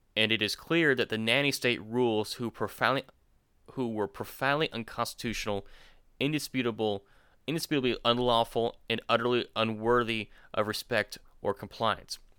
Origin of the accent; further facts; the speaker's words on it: Florida, United States; now in Georgia, United States; Jacob and I were born in, in Florida. We live in Georgia now.